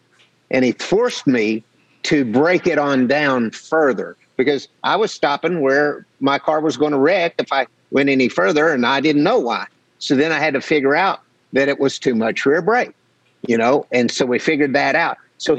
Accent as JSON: {"language": "English", "region": "Arkansas", "country": "United States", "tie": "born or raised there", "said": "growing up in Arkansas on the dirt roads, country roads"}